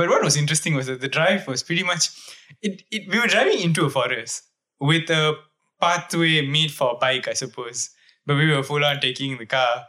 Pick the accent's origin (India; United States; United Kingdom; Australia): India; Yeah, we're Indian.